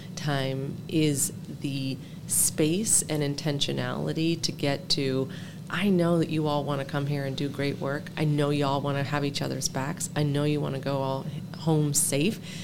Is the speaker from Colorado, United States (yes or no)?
yes; Denver, Colorado, United States; I'm from Denver, Colorado.